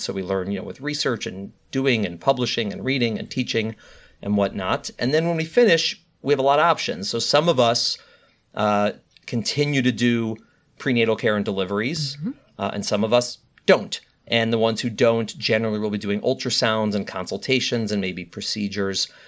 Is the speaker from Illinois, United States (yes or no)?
yes; Chicago, Illinois, United States; moved away as an adult; now in New York City, United States; I'm a Midwesterner. I was born and raised in Chicago, Illinois